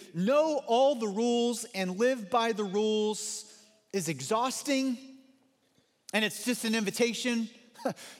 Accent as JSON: {"language": "English", "region": "Missouri", "country": "United States", "tie": "born or raised there", "moved": "yes", "said": "growing up in Missouri"}